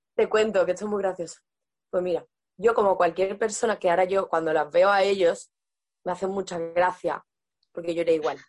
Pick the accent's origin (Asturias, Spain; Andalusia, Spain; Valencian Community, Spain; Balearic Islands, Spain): Andalusia, Spain; Seville province; moved away as an adult; yo soy sevillana, soy, mi familia es de la ciudad, de Sevilla a Sevilla, pero yo en realidad ellos se mudaron a un pueblo y yo me he criado en ese pueblo